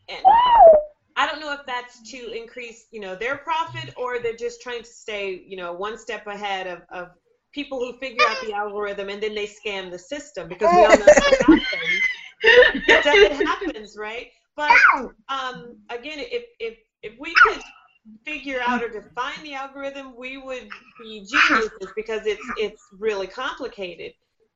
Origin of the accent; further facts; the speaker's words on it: Southern United States, United States; I'm Southern. I'm from the Southern part of the United States